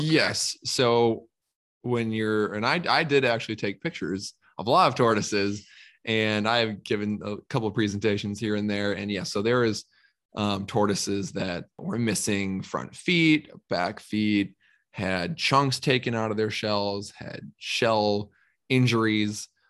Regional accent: Minnesota, United States; I'm from Minnesota

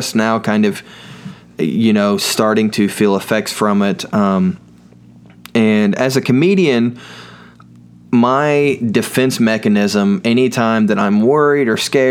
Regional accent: United States; I grew up in Owen County, where there's only an I in corn

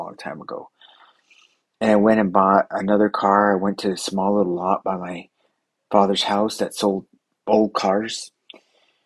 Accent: United States; I'm American

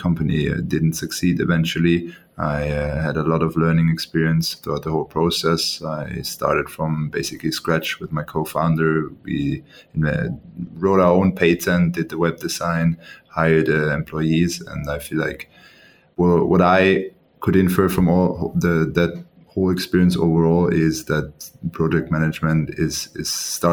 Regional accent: Austria; moved away as an adult; now in Singapore; I was born and raised in Austria

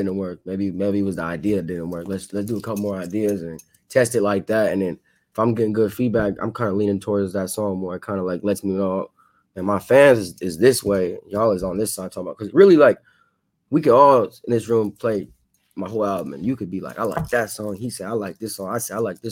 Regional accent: Modesto, California, United States; born or raised there; moved away

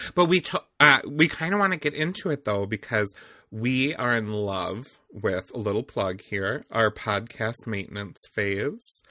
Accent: Eau Claire, Wisconsin, United States; also born or lived in Milwaukee, Wisconsin; we grew up in the same area, so we're both from Old, we'll just say Eau Claire

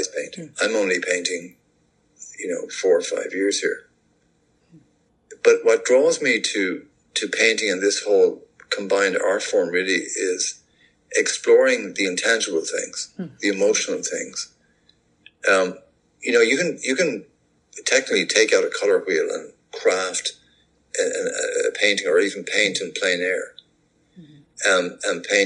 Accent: Dublin, Leinster, Ireland; moved away as an adult; also born or lived in Birmingham, United Kingdom / South Kilkenny, Ireland; now in Atlanta, United States; being a Dubliner, I grew up in Rialto, which is on the fringe of the Liberties

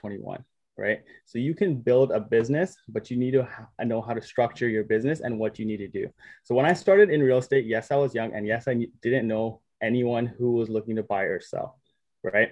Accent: Surrey, British Columbia, Canada; Born and raised in Surrey, BC.

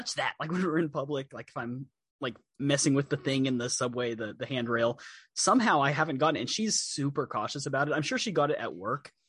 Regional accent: Texas, United States; also born or lived in Chicago; when you're growing up in Texas, when it snows, and everything stops, and you stay home, and your mom makes you hot chocolate

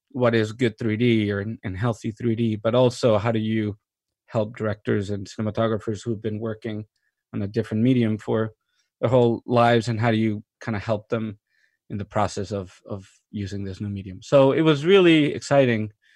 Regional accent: Mexico; moved away as an adult; also born or lived in New York / London; I was born and raised in Mexico

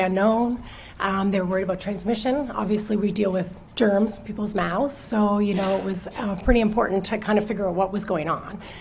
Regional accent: Chester, Nova Scotia, Canada; I grew up in Chester, but um, moved away for a few years

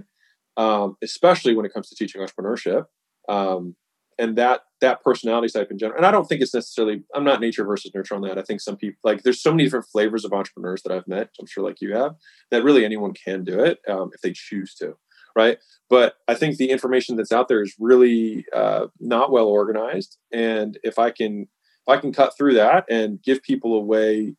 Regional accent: United States; I was born in the United States

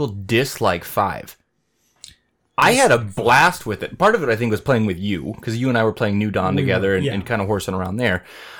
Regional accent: Mora, Minnesota, United States; it was like going to my hometown of Mora

